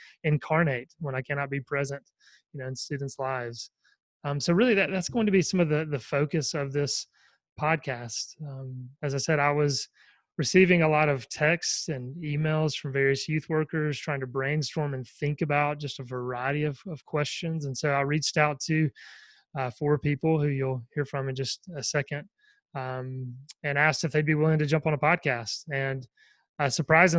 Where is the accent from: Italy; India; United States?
United States; the Bible Belt, the South; I'm from the Bible Belt and everyone goes to church down here